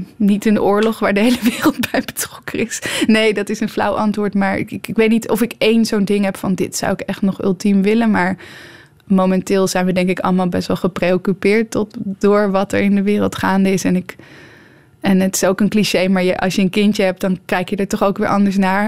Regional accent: Netherlands; also born or lived in Almere; als Nederlanders

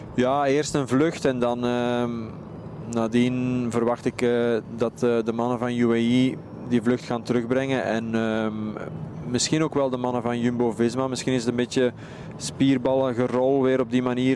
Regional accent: Belgium; als Belgen

